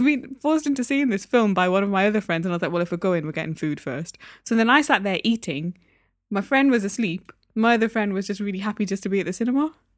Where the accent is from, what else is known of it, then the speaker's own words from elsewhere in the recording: Newcastle upon Tyne, North East England, United Kingdom; also born or lived in Derby; I was born in Derby, moved to Newcastle when I was one years old. So, I learned to speak there. That's my home